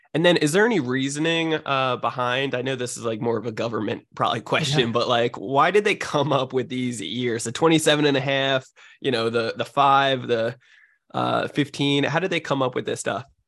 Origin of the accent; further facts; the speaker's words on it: New Jersey, United States; now in San Diego, United States; I'm from New Jersey originally, but I, I live out in San Diego, California.